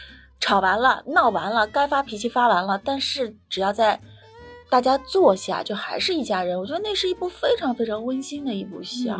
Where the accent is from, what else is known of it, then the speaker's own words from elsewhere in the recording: South China, China; also born or lived in Beijing; 可能是因为我是南方人的关系，就是那个声音的语调都是往上走的，不是像那个北方人的声音语调是往下的。